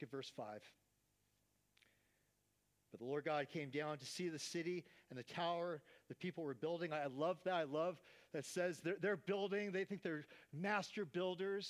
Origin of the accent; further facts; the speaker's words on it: Oakland, California, United States; Growing up in Oakland, California